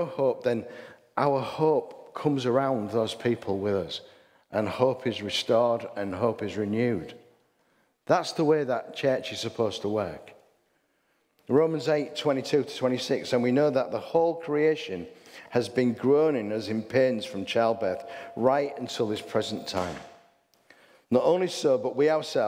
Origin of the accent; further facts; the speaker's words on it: England, United Kingdom; I'm an English person.